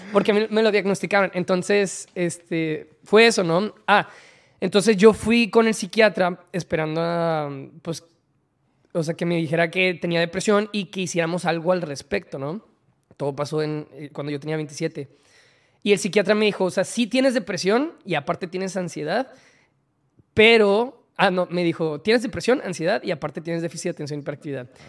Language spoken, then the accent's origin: Spanish; Monterrey, Nuevo León, Mexico; also born or lived in Mexico City